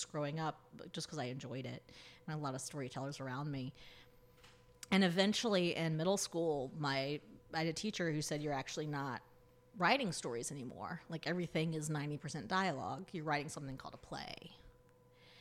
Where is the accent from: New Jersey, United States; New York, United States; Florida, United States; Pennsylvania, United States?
Florida, United States; Tallahassee; also born or lived in San Diego, United States; now in Philadelphia, United States; I grew up in right outside Tallahassee, Florida. So in rural North Florida